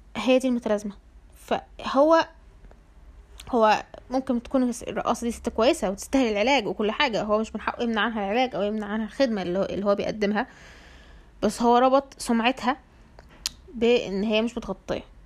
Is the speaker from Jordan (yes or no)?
no; Egypt; العيلة عندنا في مصر